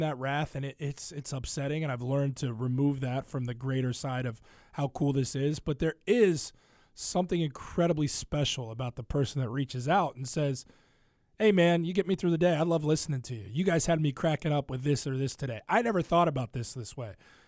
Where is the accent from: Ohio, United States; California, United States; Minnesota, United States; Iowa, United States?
Ohio, United States; now in Chicago, United States; I grew up in Ohio, and Cincinnati's their sports talk radio, but it's not the beast that it is in Chicago.